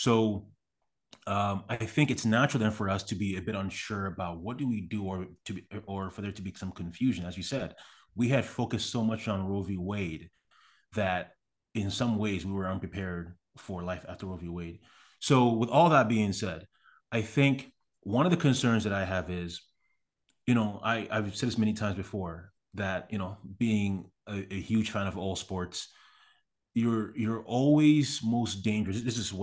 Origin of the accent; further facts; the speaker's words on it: Canada; moved away as an adult; now in United States; because again, I'm from Canada. I had been in America for maybe 3 or 4 months when that happened.